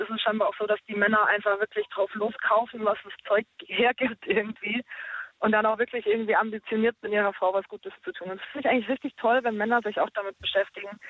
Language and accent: German; Ulm, Baden-Württemberg, Germany